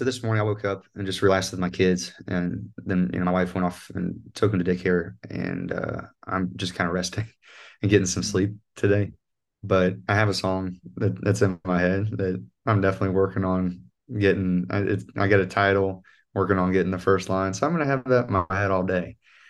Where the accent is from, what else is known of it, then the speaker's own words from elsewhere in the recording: North Central West Virginia, United States; accent: North Central West Virginian; And I, you know, this North Central West Virginian accent, which is like almost sounds like it's Irish when I'm singing, but that's how it is naturally. That's how I sound.